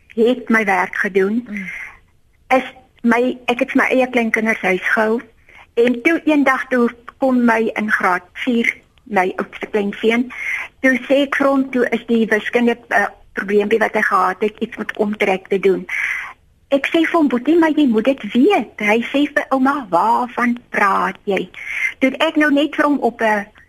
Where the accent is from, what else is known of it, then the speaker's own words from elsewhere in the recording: Eastern Cape, South Africa; Ek het groot geword in die Ooskaap